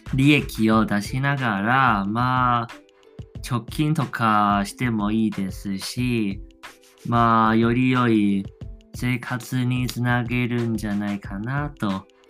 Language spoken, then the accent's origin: Japanese; Taiwan; accent: Taiwanese; Japanese is a second language; 自分は外国人ですしその、まあ、台湾人のような鉛ももちろんあります